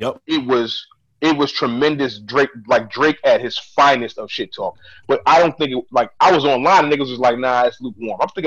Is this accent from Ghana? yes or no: yes; Ghana; I'm Ghanaian